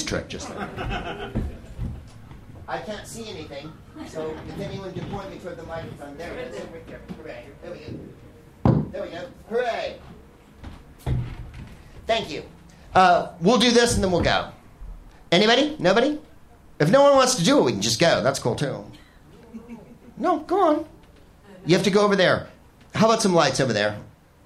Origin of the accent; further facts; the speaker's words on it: United States; as an American